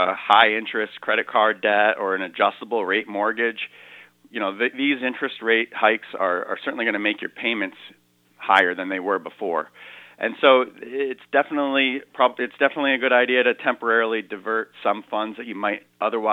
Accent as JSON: {"language": "English", "town": "Brooklyn", "region": "Connecticut", "country": "United States", "tie": "born or raised there", "also_born_or_lived": "Boston, Massachusetts / Woodstock, Connecticut", "moved": "as an adult", "said": "I grew up in this area. I grew up in Brooklyn. My family lives in the Pomfret area. I live in Woodstock now"}